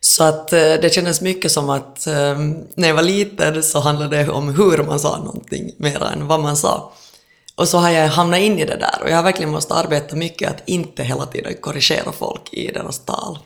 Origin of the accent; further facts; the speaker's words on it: Helsinki, Uusimaa, Finland; accent: Finland-Swedish; first language Swedish; moved away as an adult; now in Stockholm, Sweden; i mitt fall är jag uppvuxen i en helt svenskspråkig familj. Min mamma kom från Åland och min pappa är då helsingforsare